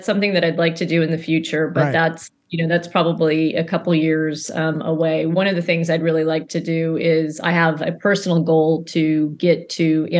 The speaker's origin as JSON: {"language": "English", "region": "Maryland", "country": "United States", "tie": "born there", "said": "So I was born on Andrews Air Force Base."}